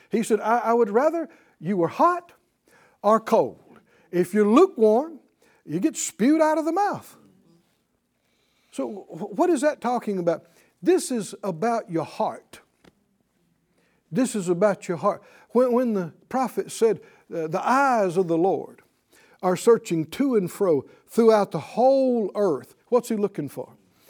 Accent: Deep South, United States; And I came from the Deep South and you know, we tended to use some negative phraseology without even realizing it.

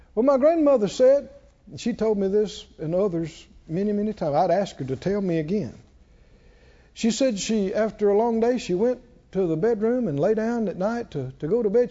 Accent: the South, United States; We're from the South

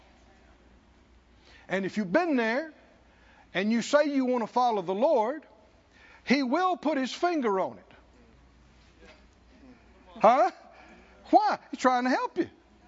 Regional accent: the South, United States; I grew up in the South

